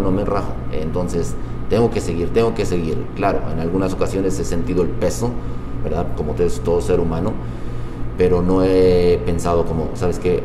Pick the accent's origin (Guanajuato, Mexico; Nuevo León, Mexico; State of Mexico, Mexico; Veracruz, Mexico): State of Mexico, Mexico; Nezahualcóyotl; moved away as an adult; now in Utah, United States; yo ah, nací en la ciudad de Zahualcoyo, Estado de México. Tengo ya 16 años aquí en el estado de Utah.